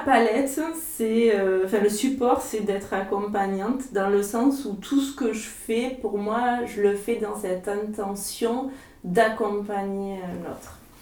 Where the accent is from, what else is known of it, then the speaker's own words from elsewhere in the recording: Lot-et-Garonne, Nouvelle-Aquitaine, France; moved away as an adult; also born or lived in Marseille / Salon-de-Provence; je suis originaire d'ici, du Lot-et-Garonne